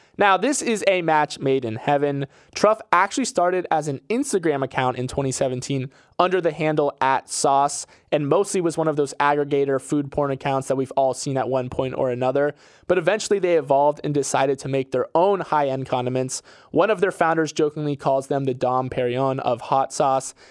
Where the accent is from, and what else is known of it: Florida, United States; born or raised there